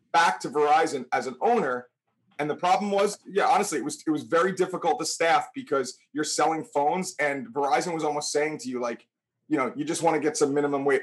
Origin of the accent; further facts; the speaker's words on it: New Milford, United States; born and raised in New Milford, where we own our business.